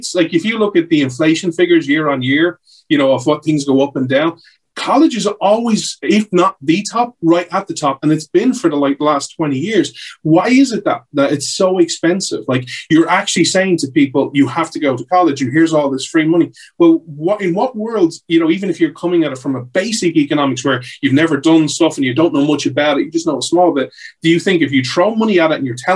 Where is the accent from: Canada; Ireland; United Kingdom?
Ireland; I grew up in Ireland